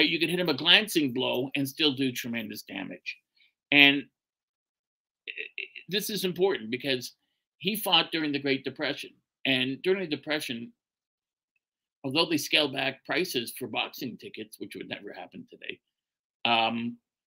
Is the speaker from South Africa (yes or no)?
no; Canada; accent: Canadian; Boy, do I sound like a Canadian. I am a Canadian.